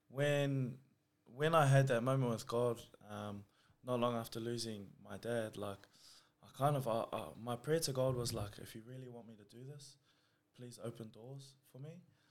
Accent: Auckland, New Zealand; now in Campbelltown, Australia; I was born in New Zealand. I grew up in West Auckland.

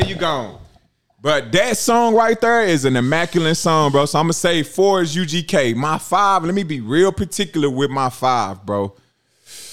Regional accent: the South, United States; me growing up in the South

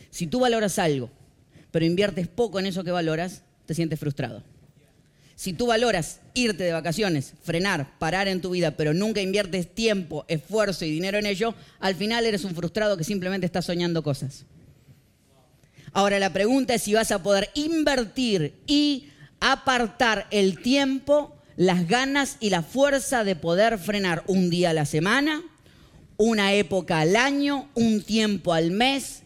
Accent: Argentina; moved away; Soy un argentino

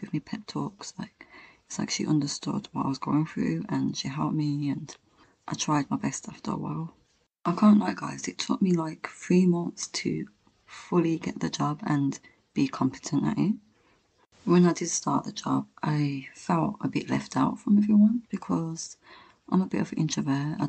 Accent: Birmingham, West Midlands, United Kingdom; moved away as an adult; now in London, United Kingdom; I'm from Birmingham and it's in London and I've never moved out of my house before, and I moved to a different city

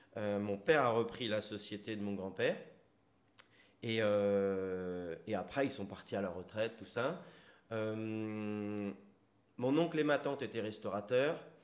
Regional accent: Sartrouville, Île-de-France, France; moved away as an adult; also born or lived in Bezons, Val-d'Oise; now in Bordeaux, France; Moi, à la base, je viens du 78, euh, dans les Yvelines. Je viens de Sartrouville. D'accord. ensuite, j'ai déménagé à 11 ans à Beson, dans le 95

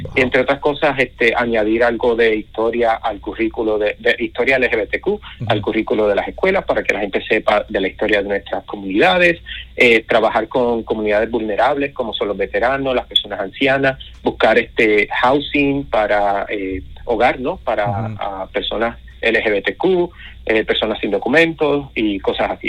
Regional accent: Puerto Rico; now in United States; soy puertorriqueño, crecí en las montañas de Puerto Rico

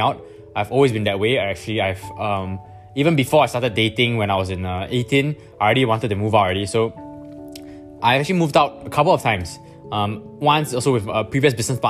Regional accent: Singapore; I'm from Singapore

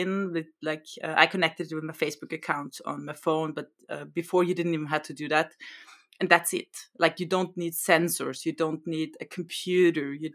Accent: Austria; first language German; English is a second language; now in Norway; I come from Austria

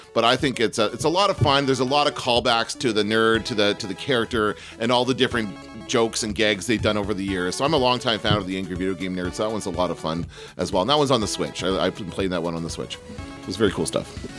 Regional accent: Canada; I'm from Canada

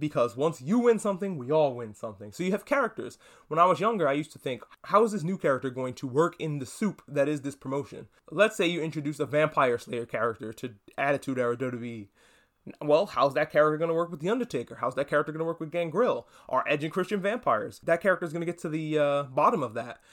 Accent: New York, United States; I, I grew up in New York. I feel like I have to mention that every, every time because I'm from New York

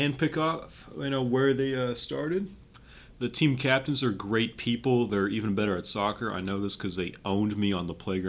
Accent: Cleveland, Ohio, United States; I'm from Cleveland, Ohio.

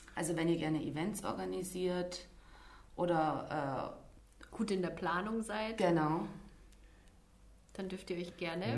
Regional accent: Deutschkreuz, Transylvania, Romania; also born or lived in near Stuttgart; now in Stuttgart, Germany; ich äh, stamme aus Deutschkreuz äh, in Siebenbürgen

